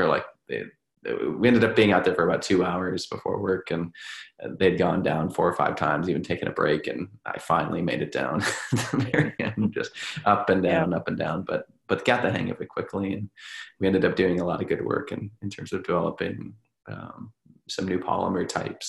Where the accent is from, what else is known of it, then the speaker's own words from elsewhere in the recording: Minnesota, United States; moved away; I'm from Minnesota